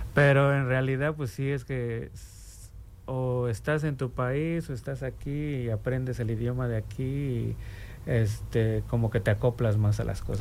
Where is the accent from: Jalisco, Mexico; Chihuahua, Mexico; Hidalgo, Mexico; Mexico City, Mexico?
Mexico City, Mexico; now in Bloomington, United States; yo soy originario de la Ciudad de México